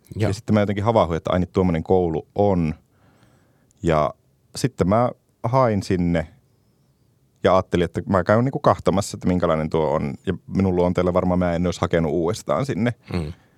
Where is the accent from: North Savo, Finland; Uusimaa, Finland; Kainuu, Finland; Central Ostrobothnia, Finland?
Kainuu, Finland; Ristijärvi; also born or lived in Kajaani; Mä oon Kainuusta Ristijärveltä kotosi